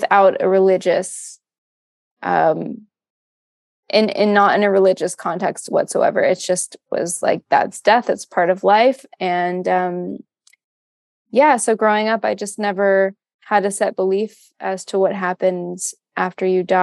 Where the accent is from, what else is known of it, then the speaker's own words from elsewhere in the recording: Florida, United States; moved away as an adult; also born or lived in Chicago, United States; now in Austin, United States; I grew up in Florida and then went to school in Chicago